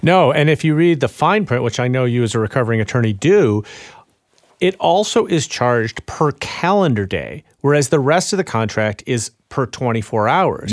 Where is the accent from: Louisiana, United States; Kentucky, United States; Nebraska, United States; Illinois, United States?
Illinois, United States; Chicago; I'm from Chicago